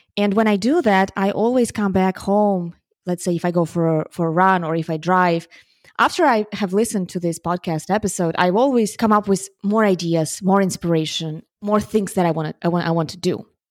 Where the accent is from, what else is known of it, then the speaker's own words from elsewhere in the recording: Ukraine; moved away; I'm from Ukraine, and my family is still in Ukraine